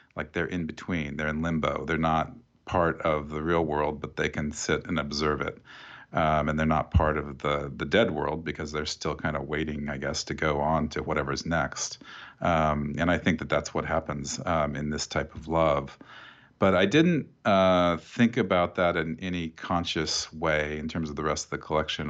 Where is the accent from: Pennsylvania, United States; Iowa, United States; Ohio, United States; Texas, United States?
Iowa, United States; Oskaloosa; I grew up in this town called Oskaloosa